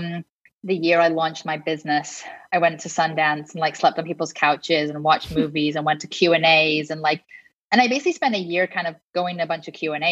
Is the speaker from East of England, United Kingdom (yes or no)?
no; Liverpool, North West England, United Kingdom; also born or lived in London; now in Los Angeles, United States; growing up in Liverpool